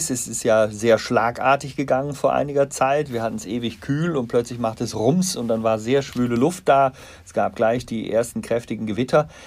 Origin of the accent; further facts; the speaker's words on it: Bonn, North Rhine-Westphalia, Germany; Ich bin Rheinländer, ich bin in Bonn geboren.